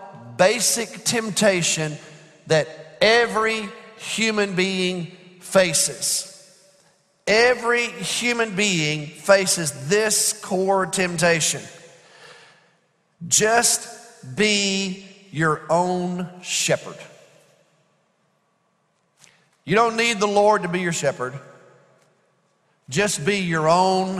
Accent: United States; as American Christians

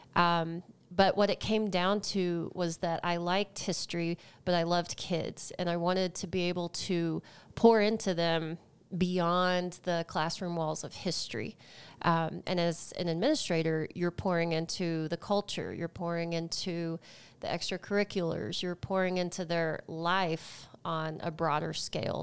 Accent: just outside of the Dallas area, Texas, United States; moved away as an adult; now in Longmont, United States; I am from the great state of Texas

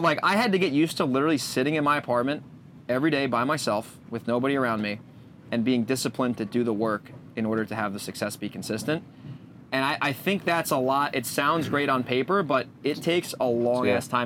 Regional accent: Northeast, United States; now in San Diego, United States; being from the Northeast

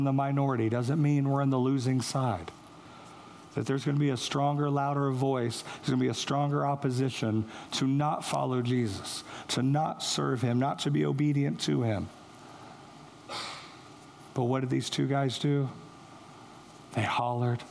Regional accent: St. Joseph, Missouri, United States; moved away; that's where I'm from, St. Joe

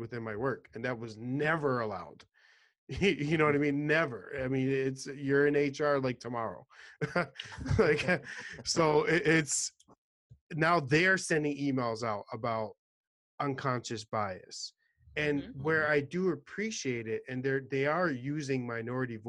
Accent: New York City, New York, United States; I'm originally from New York City

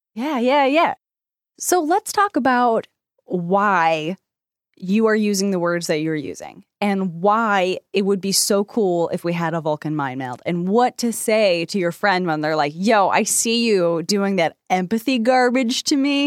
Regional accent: United States; I am so American

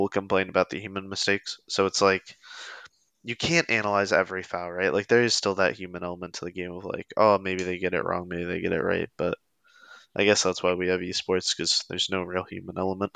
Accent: Pennsylvania, United States; also born or lived in North Carolina / Lancaster, Pennsylvania; I've lived in Pennsylvania my entire life except two years when I went to college in North Carolina

